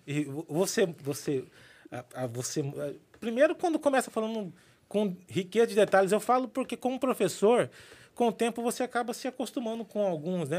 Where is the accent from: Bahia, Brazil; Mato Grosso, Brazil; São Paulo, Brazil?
Mato Grosso, Brazil; Cuiabá; falando agora como um bom cuiabano